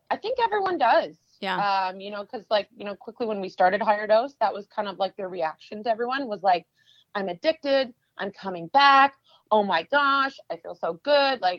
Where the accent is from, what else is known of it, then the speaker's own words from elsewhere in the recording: Canada; moved away as an adult; now in New York, United States; I'm originally from Canada. I used to be an international fashion model and came to New York over 10 years ago